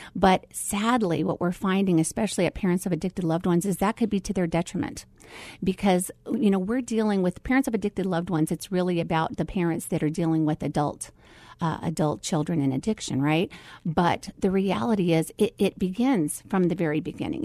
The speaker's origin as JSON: {"language": "English", "town": "Phoenix", "region": "Arizona", "country": "United States", "tie": "born or raised there", "also_born_or_lived": "Philippines", "said": "my story starts right here in the Valley of the Sun. So I have pretty much grown up here my whole entire life, um, uh, from the age of one."}